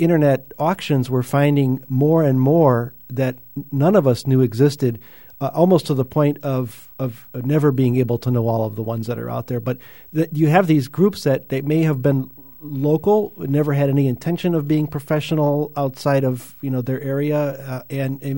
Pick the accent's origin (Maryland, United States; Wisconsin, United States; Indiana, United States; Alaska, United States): Indiana, United States; Northwest; I grew up in Northwest Indiana